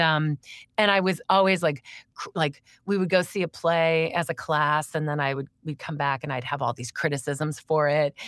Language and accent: English; Crystal Lake, Illinois, United States; moved away as an adult; also born or lived in New York City; I grew up in Crystal Lake